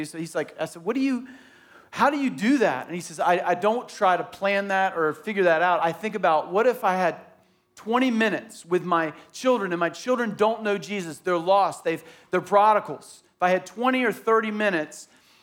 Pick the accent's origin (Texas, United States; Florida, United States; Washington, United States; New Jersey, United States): Florida, United States; Tallahassee; I grew up in Tallahassee and it was hilly